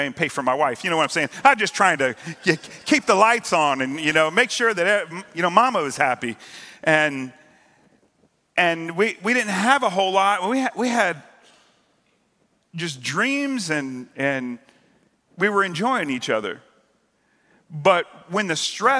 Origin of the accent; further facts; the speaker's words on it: the South, United States; I'm from the South